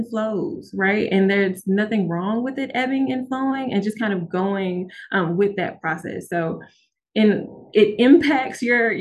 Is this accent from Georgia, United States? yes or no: no; Memphis, Tennessee, United States; now in Oxford, United States; I'm from Memphis